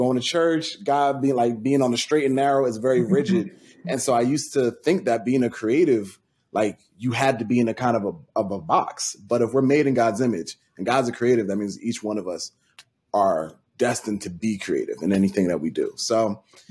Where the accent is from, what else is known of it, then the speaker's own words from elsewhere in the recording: Franklin, United States; the town me and Nina are both from, shout out to Franklin